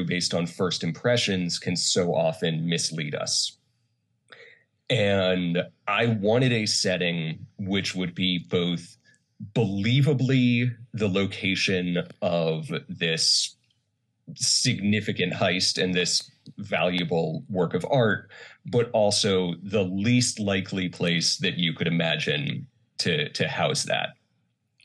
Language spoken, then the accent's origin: English; Charlotte, North Carolina, United States; moved away as an adult; also born or lived in Connecticut / South Korea; now in Los Angeles, United States; I grew up in North Carolina, in Charlotte.